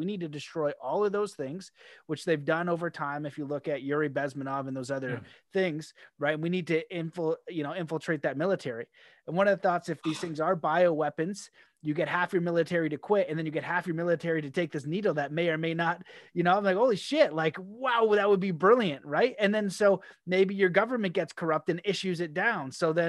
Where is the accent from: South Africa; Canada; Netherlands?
Canada; I've had like mixed feelings being a Canadian